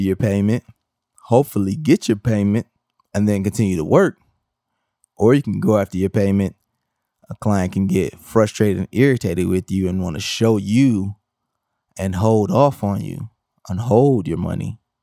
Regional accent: Milwaukee, Wisconsin, United States; I come from Milwaukee, Wisconsin

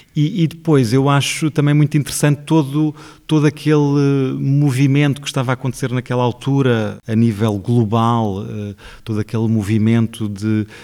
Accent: Portugal; o sítio de onde eu venho

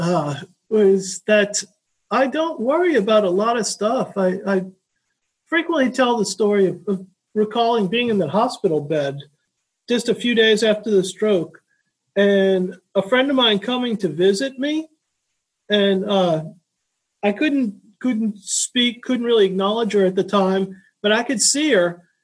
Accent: New Orleans, Louisiana, United States; now in Laredo, United States; I grew up in New Orleans, Louisiana, and none of my family really had strokes

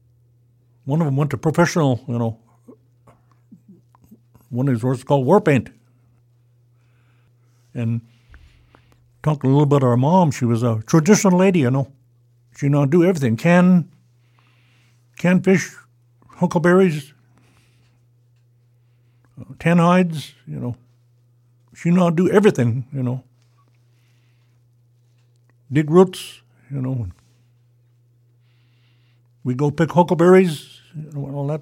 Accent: Sidwell Flat, Oregon, United States; I grew up in Sidwell Flat in the old house

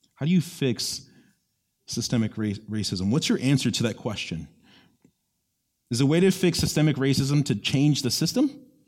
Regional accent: Orlando, Florida, United States; I grew up in East Orlando

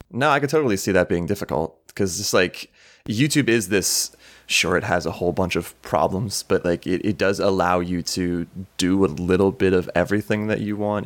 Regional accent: Townville, Pennsylvania, United States; I grew up in, like, the Erie area in Pennsylvania

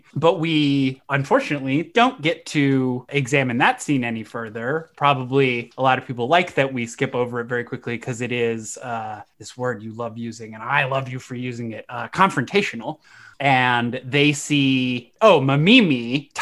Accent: United States; being an American

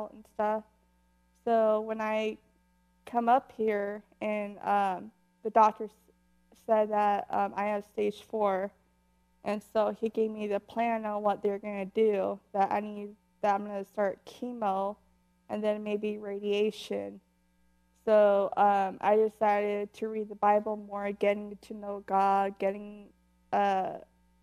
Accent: Idaho, United States; moved away as an adult; also born or lived in Wyoming; I grew up born and raised in Idaho

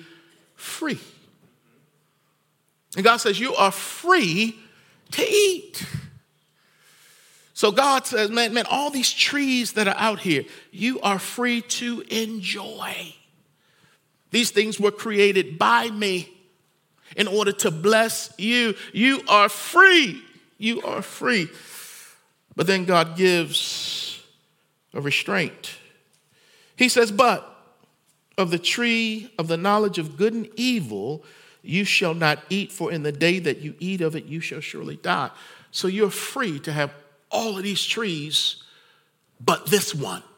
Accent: United States; I love being an American

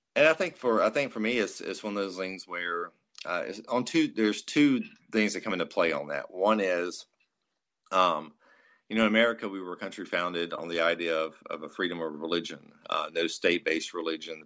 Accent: United States; as an American

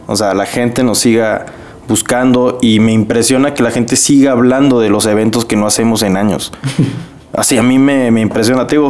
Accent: Mexico; now in Monterrey, Mexico; como mexicanos

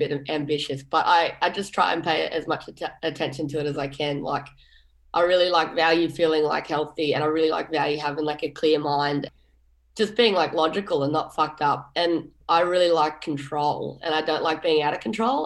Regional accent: Mullumbimby, New South Wales, Australia; I grew up in Mullumbimby, which is a town in northern New South Wales.

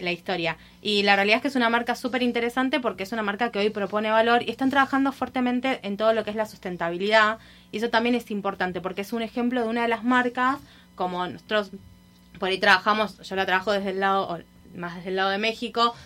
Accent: Buenos Aires, Argentina; accent: Argentine; moved away as an adult; now in Miami, United States; acá estoy hace un año en Miami, me mudé de Argentina para acá.

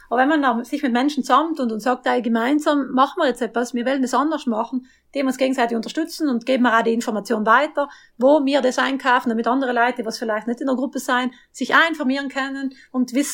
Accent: Trentino-Alto Adige, Italy; Bei uns in Südtirol sind da wirklich voll dahinter.

